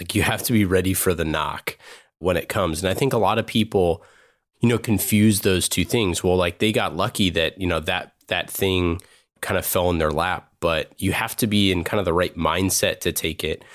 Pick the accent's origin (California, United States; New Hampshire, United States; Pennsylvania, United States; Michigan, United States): California, United States; Oakland; I grew up in Oakland, across the street from, you know, San Francisco